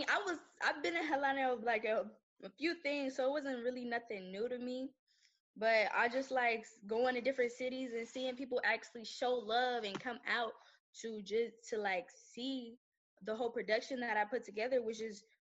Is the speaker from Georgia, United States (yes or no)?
yes; Atlanta, Georgia, United States; also born or lived in Moulton, Alabama; I'm from Atlanta, but, like, all my family stuff is from the small town called Moulton, Alabama